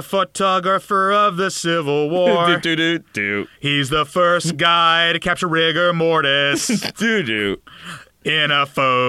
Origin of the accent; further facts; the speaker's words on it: the South, United States; I'm from the South.